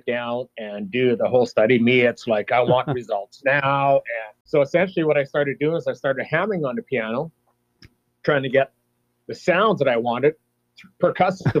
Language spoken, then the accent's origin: English; Peace River, Alberta, Canada; also born or lived in McLennan, Alberta; grew up in Peace River from 79 till the time I graduated in 87